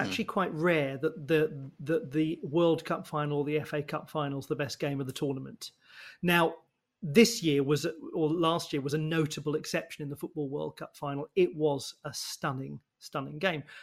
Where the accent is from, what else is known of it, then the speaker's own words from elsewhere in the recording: United Kingdom; being British